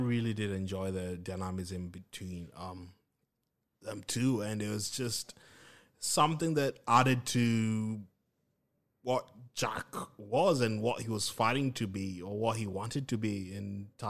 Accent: Kenya; accent: Kenyan; I feel like my Kenyan accent will just devour that.

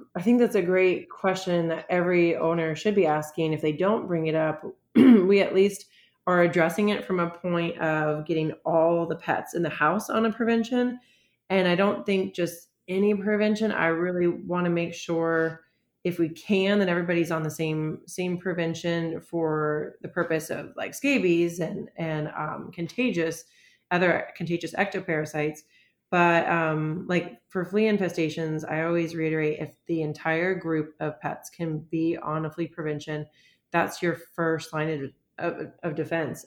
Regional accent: Florida, United States; also born or lived in Michigan; now in Pittsburgh, United States; I'm from Florida

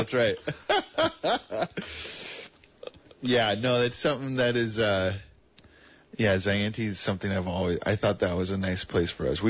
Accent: El Dorado County, California, United States; now in Santa Cruz, United States; I'm from El Dorado County

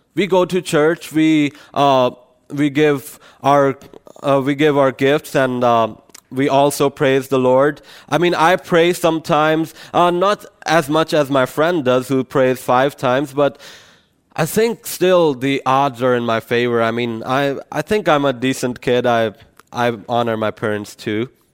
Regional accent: Pakistan; moved away; I come from Pakistan, so it's a Muslim country

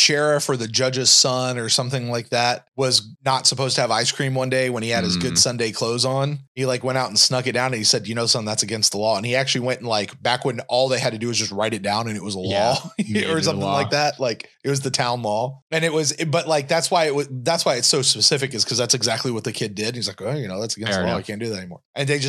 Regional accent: Kentucky, United States; I'm from Kentucky. That's my home state.

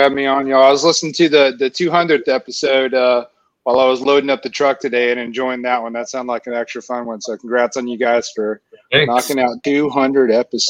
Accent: Florence, Alabama, United States; moved away as an adult; also born or lived in Orange County, California; now in Nashville, United States; So I live in Nashville, Tennessee now, but I grew up in Florence, Alabama.

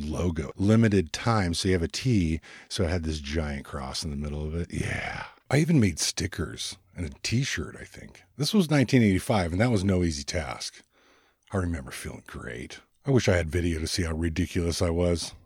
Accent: Ventura, California, United States; I was born and raised in Southern California in the United States, just above Los Angeles in a little beach town. It's called San Buenaventura, or Ventura for short

